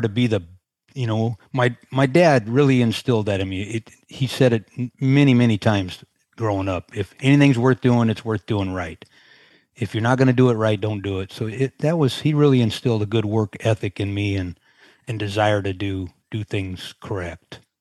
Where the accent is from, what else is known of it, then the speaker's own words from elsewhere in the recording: Sunnyvale, California, United States; moved away as an adult; now in Carlsbad, United States; Sunnyvale, to be exact, is where I grew up